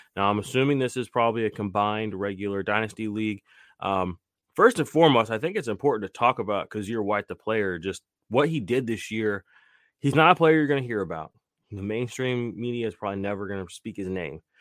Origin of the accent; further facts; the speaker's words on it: Tulsa, Oklahoma, United States; I was born in Tulsa, Oklahoma too